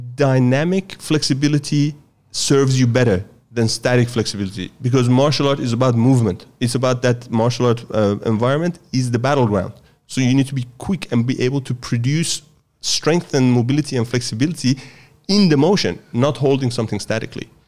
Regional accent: Sweden; moved away as an adult; also born or lived in Iran; now in Australia; I grew up in the West, s, uh, from the age of eight. I grew up in Sweden, and twenty years ago, I moved to Australia

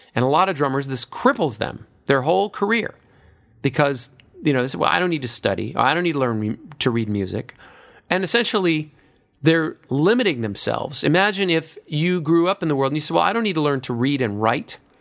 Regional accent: United States; I'm an American

